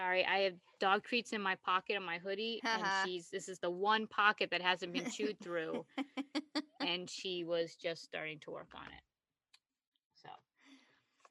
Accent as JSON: {"language": "English", "region": "East Coast", "country": "United States", "said": "I call it a basement because clearly I'm from the East Coast."}